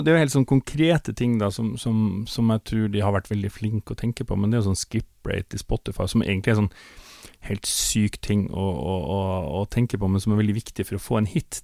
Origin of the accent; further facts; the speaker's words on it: Northern Norway, Norway; now in Oslo, Norway; jeg kom jo da altså fra Nord-Norge, hadde en far som var sjarkfisker, hadde egen båt